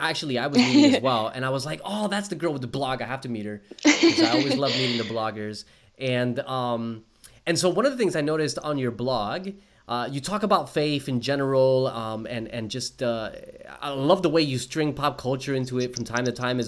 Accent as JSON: {"language": "English", "region": "New Jersey", "country": "United States", "moved": "as an adult", "lives_now": "Australia", "said": "I am from New Jersey"}